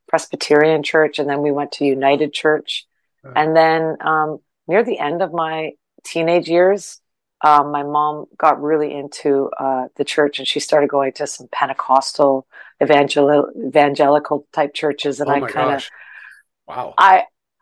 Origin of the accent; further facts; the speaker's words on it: Arthur, Ontario, Canada; also born or lived in Guelph, Ontario; the farm was just down the road in Arthur, Ontario